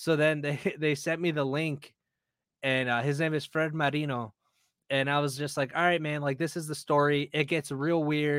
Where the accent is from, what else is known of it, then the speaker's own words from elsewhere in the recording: Guadalajara, Jalisco, Mexico; I'm from Guadalajara